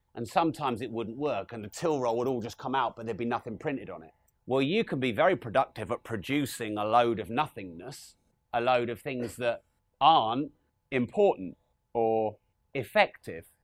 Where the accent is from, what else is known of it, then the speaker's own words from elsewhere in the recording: Peterborough, East of England, United Kingdom; We're from Peterborough